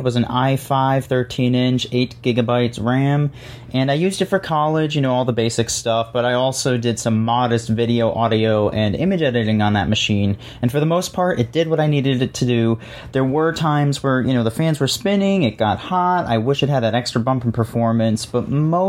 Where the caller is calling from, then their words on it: Scranton, Pennsylvania, United States; I'm from the Scranton, Pennsylvania region.